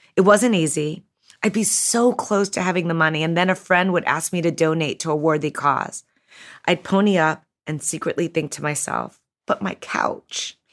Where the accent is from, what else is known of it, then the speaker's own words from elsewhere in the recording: Chicago, Illinois, United States; I grew up in Chicago as the youngest of six to a single mom.